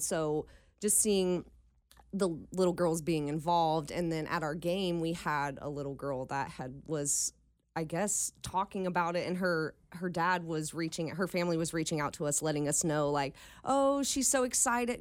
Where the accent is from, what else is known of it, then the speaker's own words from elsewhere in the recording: Dayton, Ohio, United States; moved away as an adult; now in Cincinnati, United States; I'm actually from Dayton